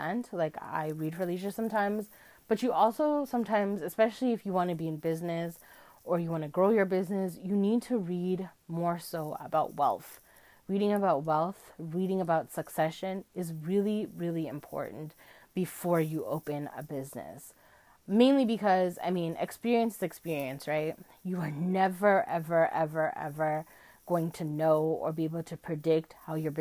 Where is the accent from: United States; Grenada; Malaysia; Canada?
Canada; I live in Canada, and as a Canadian